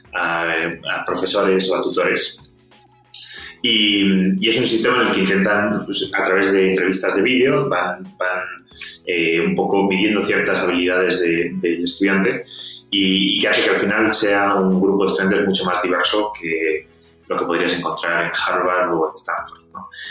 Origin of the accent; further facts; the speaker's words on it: Spain; accent: Spanish; moved away as an adult; also born or lived in Scotland / San Francisco; por mi acento, eh, los, los, escuchantes sabrán que, que soy español